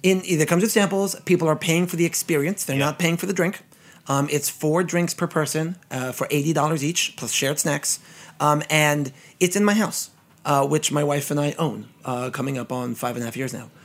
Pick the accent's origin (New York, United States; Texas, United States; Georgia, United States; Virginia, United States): New York, United States; New York City; I'm a native Brooklynite, born and bred in Flatbush